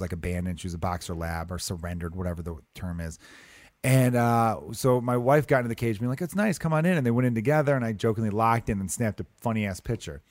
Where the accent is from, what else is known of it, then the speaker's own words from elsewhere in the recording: United States; I'm an American